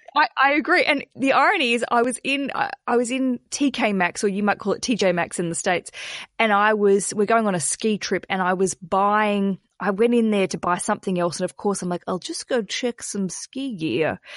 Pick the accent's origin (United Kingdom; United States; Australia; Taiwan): Australia; accent: Australian; my Australian accent